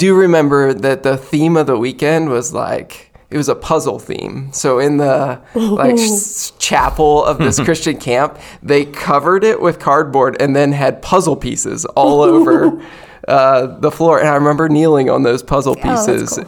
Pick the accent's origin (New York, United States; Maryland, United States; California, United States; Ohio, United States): Maryland, United States; Western; Mary and I grew up in Western Maryland